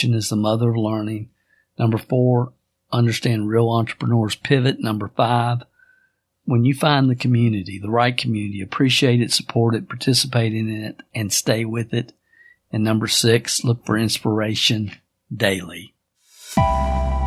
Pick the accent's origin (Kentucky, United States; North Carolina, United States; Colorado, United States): Kentucky, United States; born or raised there